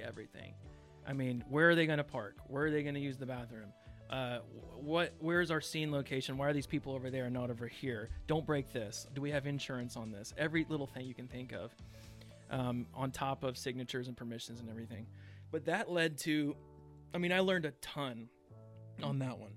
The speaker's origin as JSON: {"language": "English", "town": "Chickasha", "region": "Oklahoma", "country": "United States", "tie": "born or raised there", "said": "I grew up here in Chickasha"}